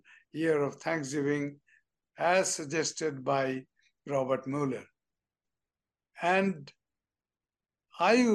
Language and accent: English; Bangladesh; moved away as an adult; from Bangladesh, just a greenhorn diplomat